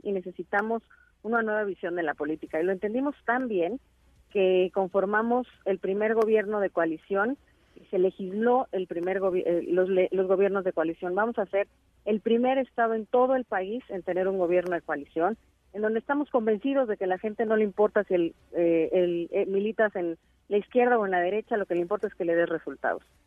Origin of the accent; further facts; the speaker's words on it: State of Mexico, Mexico; Somos más mexiquenses que priistas, que panistas o que perrevistas